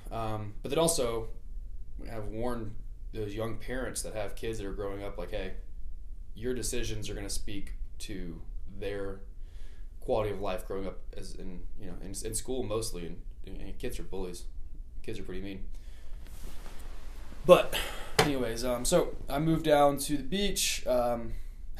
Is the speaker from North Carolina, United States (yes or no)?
yes; Charlotte, North Carolina, United States; also born or lived in Indian Land, South Carolina; I grew up in Charlotte, North Carolina, a little bit south down in like Indianland, South Carolina, right over the border. So grew up in the south